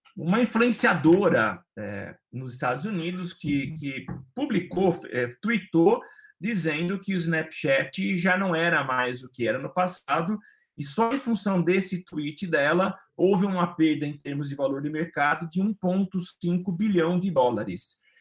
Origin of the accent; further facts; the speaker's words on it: Brazil; enquanto brasileiro